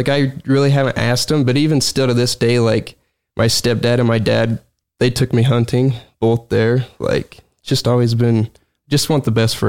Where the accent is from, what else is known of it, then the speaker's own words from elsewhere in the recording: Plain City, Utah, United States; also born or lived in West Haven; now in South Weber, United States; Well, born in Plain City, then moved to West Haven and then ended up in South Weaver about 6 years ago.